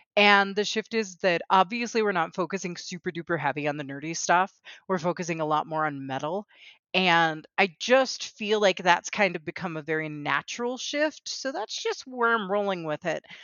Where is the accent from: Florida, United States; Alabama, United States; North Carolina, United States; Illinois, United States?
Florida, United States; South; I grew up in South Florida, all over the Miami-Fort Lauderdale area, and I grew up speaking Spanish Inglés también